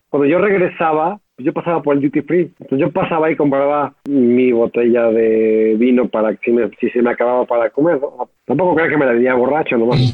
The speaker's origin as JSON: {"language": "Spanish", "country": "Mexico", "said": "éramos bastante conocidos por ser los mexicanos"}